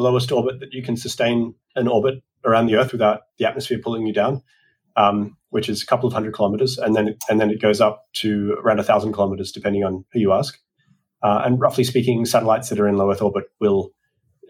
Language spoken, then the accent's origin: English; Australia; moved away as an adult; now in United States; as an Australian